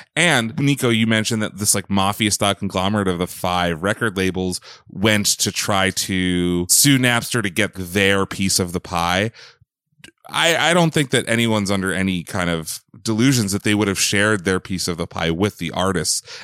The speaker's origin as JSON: {"language": "English", "region": "Pennsylvania", "country": "United States", "tie": "born or raised there", "said": "I grew up in Pennsylvania"}